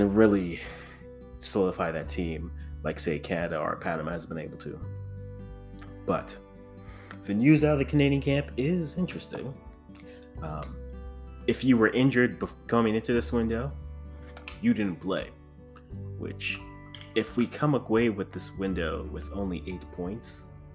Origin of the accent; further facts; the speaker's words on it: Ghana; I am the Ghanaian.